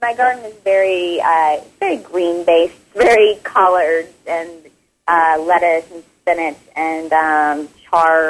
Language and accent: English; Marshall, Texas, United States; moved away as an adult; now in Los Angeles, United States; In Northeast Texas. In a town called Marshall, and it's near Shreveport, Louisiana